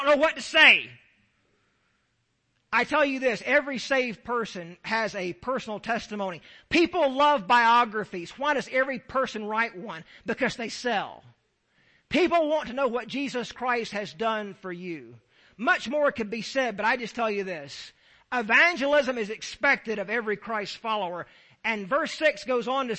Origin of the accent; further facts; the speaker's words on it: Deep South, United States; I'm from the Deep South.